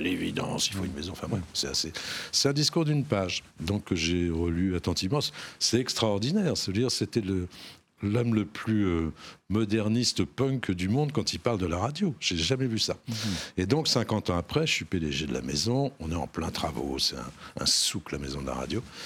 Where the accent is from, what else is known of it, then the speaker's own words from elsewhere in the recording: Normandy, France; Je suis un petit Normand, moi je suis né dans un petit bled de Normandie